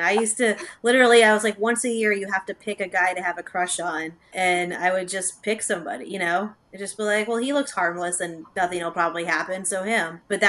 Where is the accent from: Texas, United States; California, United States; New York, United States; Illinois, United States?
California, United States; Los Angeles; I grew up in Los Angeles, but I grew up in a very actually Mormon area, and it was very red part of California.